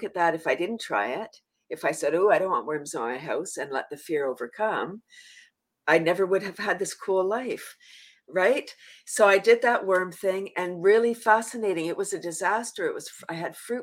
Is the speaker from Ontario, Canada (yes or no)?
yes; Toronto, Ontario, Canada; also born or lived in a small town; I'm from Toronto, but I live in a small town now